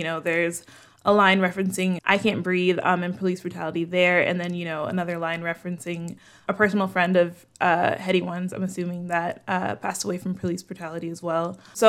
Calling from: Chicago, Illinois, United States; I'm calling in from Chicago.

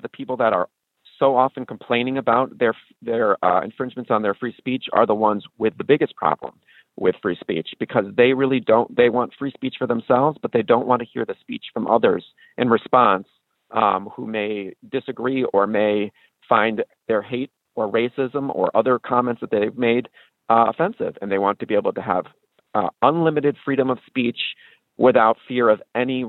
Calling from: Glastonbury, Connecticut, United States; I'm calling from Glastonbury, Connecticut

